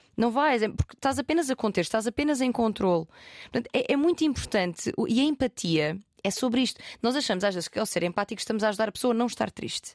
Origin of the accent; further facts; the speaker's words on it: Portugal; sou português e o meu inglês é meio merda